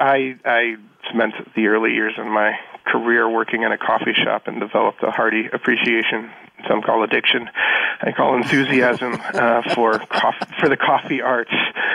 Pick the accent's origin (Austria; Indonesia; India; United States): United States; Chicago, Illinois; now in Mountain View, United States; It's made in Chicago, my hometown